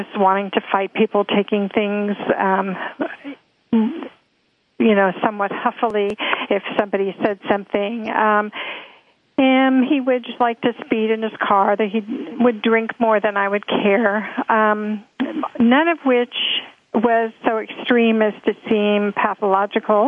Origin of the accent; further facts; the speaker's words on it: Alexandria, Virginia, United States; moved away as an adult; also born or lived in Washington, D.C. / San Francisco, California; I grew up in Alexandria, Virginia